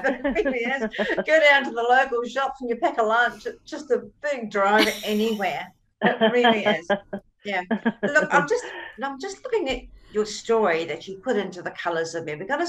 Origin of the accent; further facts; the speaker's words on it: New Zealand; now in Australia; I look upon myself as I'm a Kiwi Aussie, and, you know, Tony's an Australian, this, and we're very relaxed and very casual.